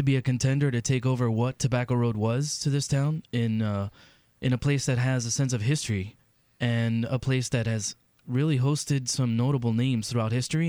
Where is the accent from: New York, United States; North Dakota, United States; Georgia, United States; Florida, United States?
Florida, United States; Hialeah; Well, I'm from Hialeah